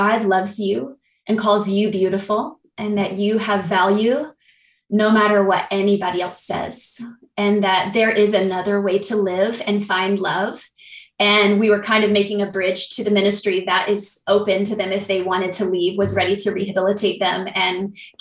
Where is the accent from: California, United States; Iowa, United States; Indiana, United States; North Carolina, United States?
North Carolina, United States; I'm from North Carolina